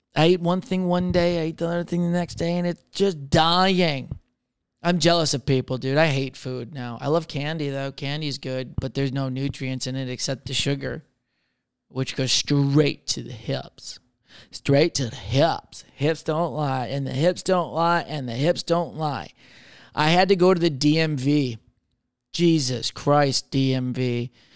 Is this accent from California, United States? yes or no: no; Michigan, United States; I'm from Michigan